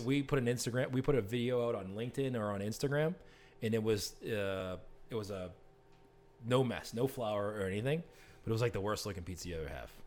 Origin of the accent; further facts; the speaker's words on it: Boston, Massachusetts, United States; I'm from Boston